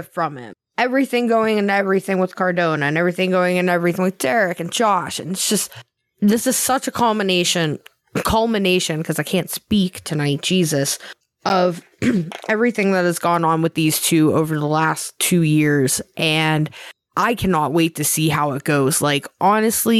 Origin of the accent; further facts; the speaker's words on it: Pennsylvania, United States; moved away; Lived there like my whole life